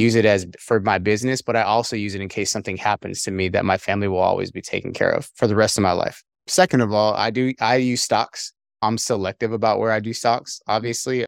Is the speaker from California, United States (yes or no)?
yes; California, United States; moved away as an adult; also born or lived in Korea / Arkansas / Pennsylvania; I'm originally from California, United States